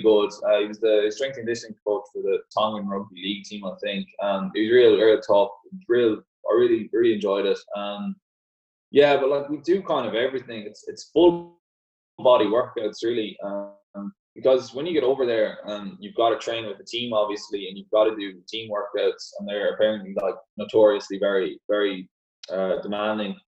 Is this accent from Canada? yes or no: no; Ireland; all the Gaelic football players here, we kind of we grow up kicking a ball out of our hands